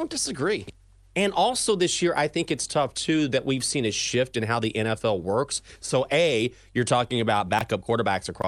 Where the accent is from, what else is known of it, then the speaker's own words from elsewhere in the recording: Texas, United States; I grew up in Texas. We didn't get snow.